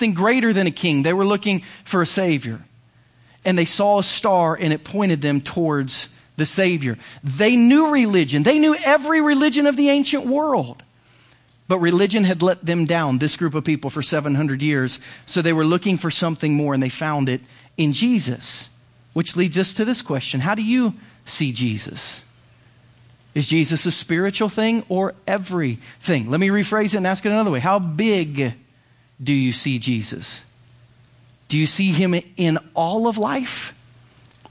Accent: United States

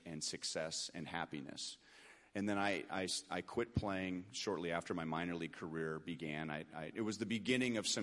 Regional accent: Los Angeles, California, United States; I grew up in Los Angeles

